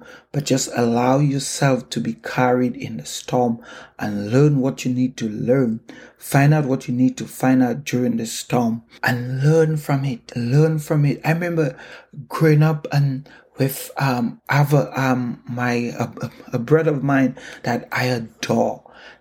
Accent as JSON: {"language": "English", "country": "St. Lucia", "tie": "born or raised there", "moved": "as an adult", "lives_now": "Canada", "said": "I remember sitting in the balcony at home growing up in St. Lucia"}